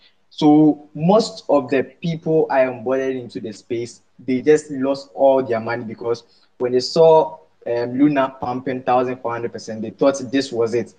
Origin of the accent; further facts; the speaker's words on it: Ghana; from Ghana